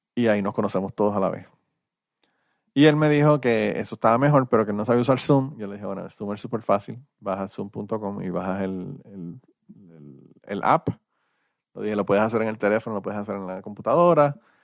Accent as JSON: {"language": "Spanish", "country": "Puerto Rico", "said": "yo soy boricua"}